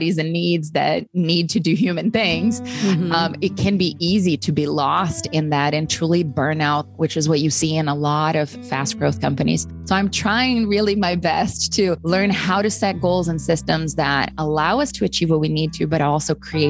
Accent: Brazil; moved away; growing up, particularly like growing up in Brazil

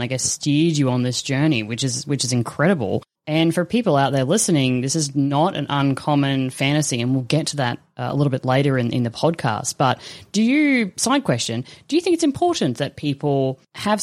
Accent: Australia; as an Australian

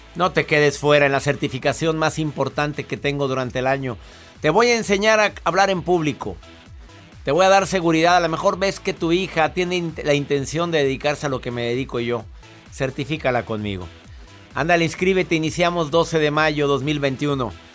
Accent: Monterrey, Nuevo León, Mexico; now in Houston, United States; radico en la ciudad de Houston soy de Monterrey

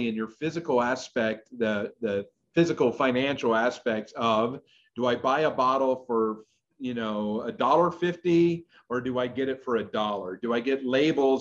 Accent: Narcoosee, Florida, United States; also born or lived in California; I was born in California, but I grew up really in Central Florida, right outside of Orlando in a little town called Narcoosee

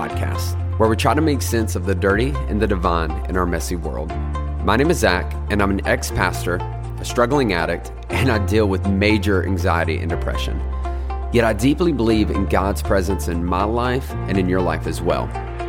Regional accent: North Carolina, United States; accent: twang; Now, I'm from North Carolina. That's why I got this twang.

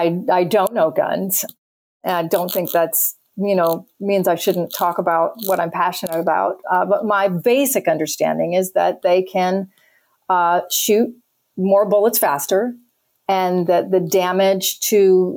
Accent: Las Vegas, Nevada, United States; now in Alabama, United States; my hometown is Vegas.

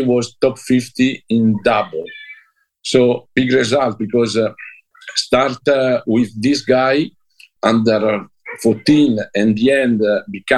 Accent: Como, Lombardy, Italy; English is a second language; I'm come from Como.

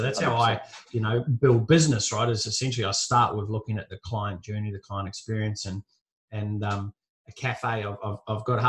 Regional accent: New Zealand; moved away as an adult; now in Gold Coast, Australia; I grew up in New Zealand, moved from New Zealand to the Gold Coast here in Australia

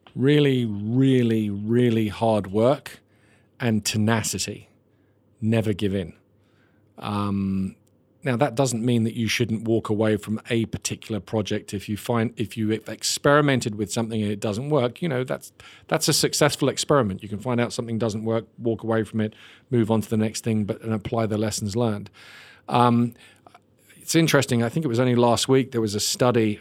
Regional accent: Ireland; I'm Irish

